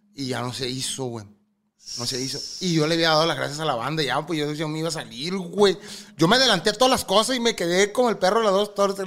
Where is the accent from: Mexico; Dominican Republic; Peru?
Mexico; Angostura, Sinaloa; Porque somos de donde mismo, yo soy angostura.